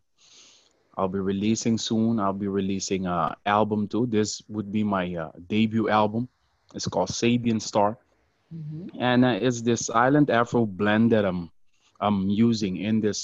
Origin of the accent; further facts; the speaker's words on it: Curaçao; first language Papiamento; English is a second language; I was born in Curacao, which is part of the ABC Islands in the South Caribbean off the coast of Venezuela. And Papiamento is the most prevalent language where I'm from.